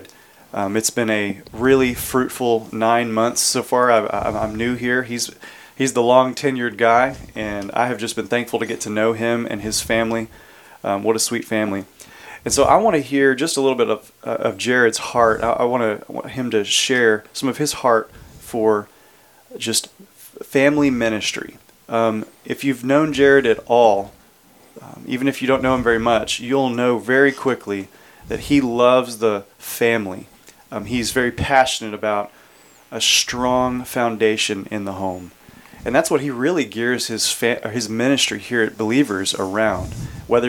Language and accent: English; Houston, Texas, United States; I was born and raised in the Houston area